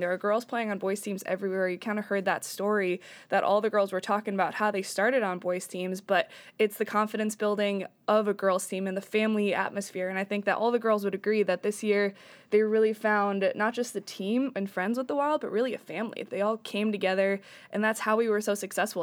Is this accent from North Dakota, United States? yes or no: no; upstate New York, United States; now in Washington, United States; I'm from New York, upstate, where hockey's kind of everywhere.